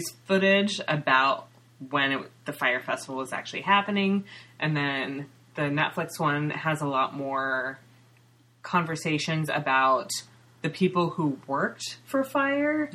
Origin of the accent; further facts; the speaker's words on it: Ukiah, California, United States; now in Seattle, United States; I grew up in Mendocino County, which is part of the Emerald Triangle